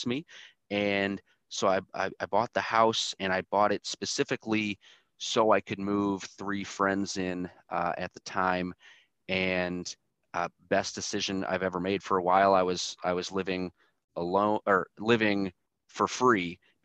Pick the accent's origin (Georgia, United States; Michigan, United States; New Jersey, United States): Michigan, United States; I was born and raised here in Michigan, haven't left